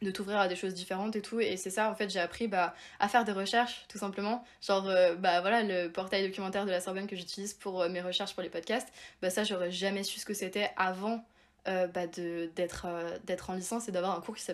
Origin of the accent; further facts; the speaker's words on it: Provence-Alpes-Côte d'Azur, France; bah moi, du coup, donc je viens de Provence, Provence